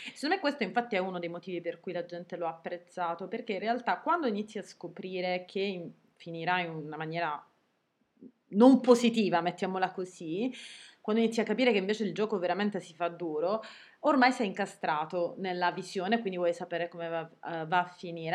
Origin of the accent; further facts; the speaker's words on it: Sicily, Italy; noi siamo siciliane